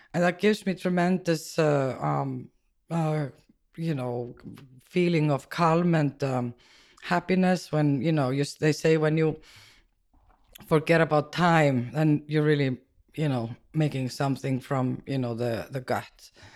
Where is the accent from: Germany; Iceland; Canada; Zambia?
Iceland; moved away as an adult; now in New York, United States; growing up in Iceland was, uh, quite interesting